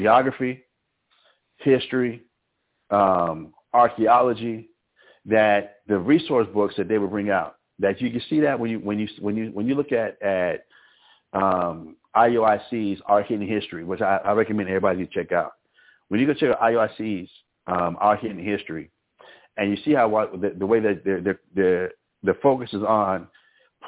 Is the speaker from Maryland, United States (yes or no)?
no; Albuquerque, New Mexico, United States; moved away; also born or lived in Harlem, New York; I grew up in Albuquerque, New Mexico